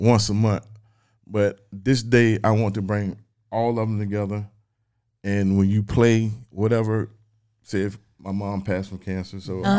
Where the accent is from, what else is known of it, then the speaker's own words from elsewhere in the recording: Weldon, North Carolina, United States; I love Weldon like I was born and raised in Weldon.